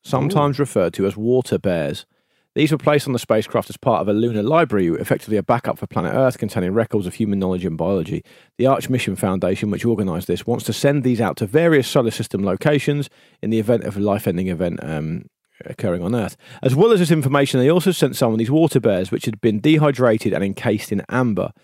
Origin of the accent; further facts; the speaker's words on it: United Kingdom; We're British.